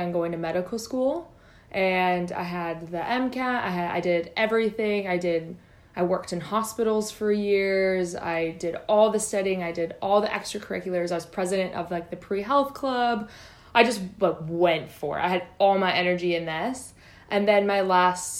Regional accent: Minnesota, United States; moved away as an adult; now in Australia; I'm from Minnesota, land of 10,000 lakes

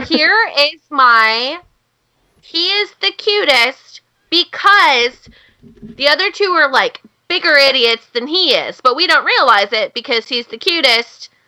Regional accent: Pacific Northwest, United States; I'm from the Pacific Northwest, where logging is a big thing

